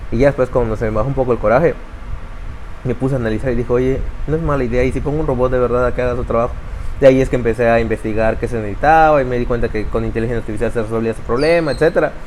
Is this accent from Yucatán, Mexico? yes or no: yes; Mérida, Yucatán, Mexico; born there; Eh, pues tengo 35 años y nací aquí en Mérida, Yucatán.